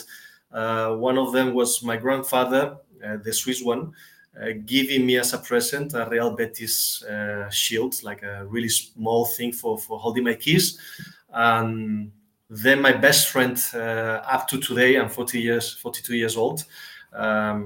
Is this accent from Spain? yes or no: yes; Seville, Andalusia, Spain; my parents met in Sevilla and I was born there and raised there